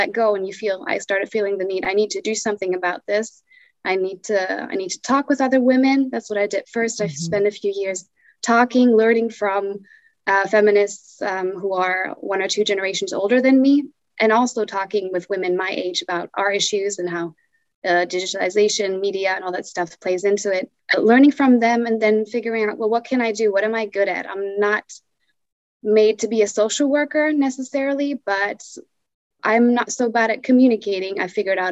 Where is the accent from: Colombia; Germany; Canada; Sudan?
Germany; I'm from Germany